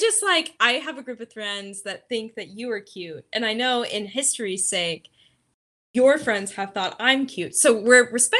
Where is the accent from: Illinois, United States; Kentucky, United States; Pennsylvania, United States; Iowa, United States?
Kentucky, United States; Villa Hills; I am born and raised, my good sir. Born and raised. I grew up in Villa Hills, Kentucky. It's right across the river.